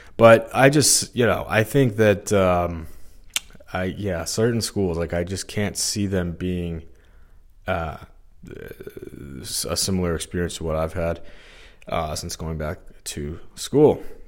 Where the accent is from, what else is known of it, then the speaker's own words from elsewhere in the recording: Missouri, United States; I'm from Missouri, I feel like some days I'm like uh, not treated like I'm from here. I don't know what it is. I get in-state tuition. Uh, you know, I'm born and raised here, went to high school here